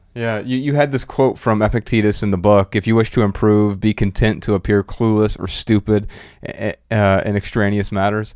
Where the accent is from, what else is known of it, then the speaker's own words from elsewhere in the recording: Dayton, Ohio, United States; my hometown, Dayton, Ohio